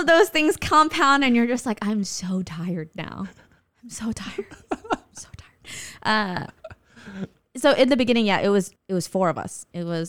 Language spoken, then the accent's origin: English; California, United States; So, you know, everything basically we grew up in Southern California loving and being exposed to.